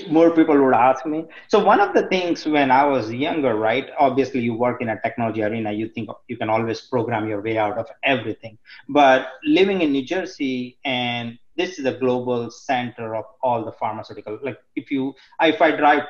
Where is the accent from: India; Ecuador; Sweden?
India; growing up in India, in the community where I am from